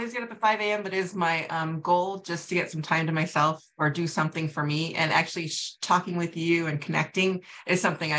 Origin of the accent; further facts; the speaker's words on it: California, United States; moved away as an adult; also born or lived in New York; now in Wisconsin, United States; I moved back to California, where I'm from